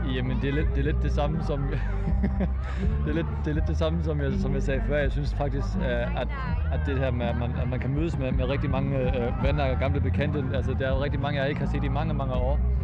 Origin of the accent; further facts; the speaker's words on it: Flensburg, Schleswig-Holstein, Germany; jeg kommer fra Flensborg, og jeg er landsformand for SSV